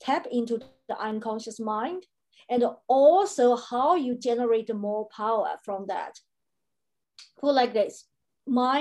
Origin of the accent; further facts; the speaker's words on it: China; now in Brisbane, Australia; I am located now in Brisbane, Australia. I was born in China, and Australia is a country of my choice.